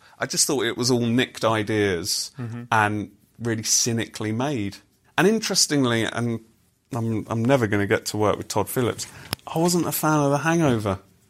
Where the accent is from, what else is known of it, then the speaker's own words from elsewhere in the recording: United Kingdom; as British people